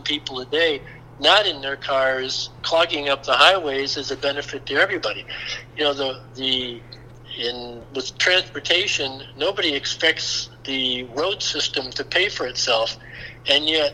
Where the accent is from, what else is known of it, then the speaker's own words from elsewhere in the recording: Dade County, Florida, United States; I was from Dade County